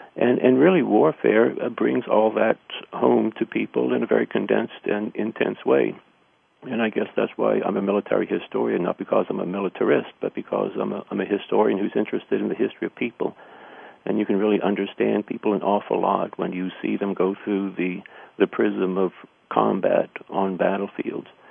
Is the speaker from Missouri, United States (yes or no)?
yes; Missouri, United States; I grew up in Missouri